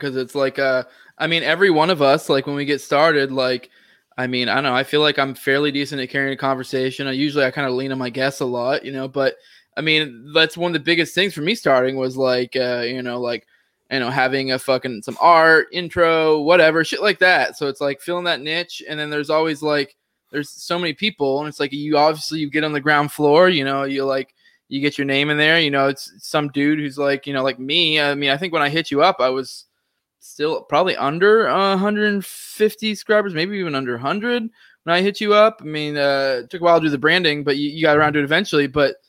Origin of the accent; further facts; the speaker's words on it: Maine, United States; So like, I was talking before, I'm originally from Maine.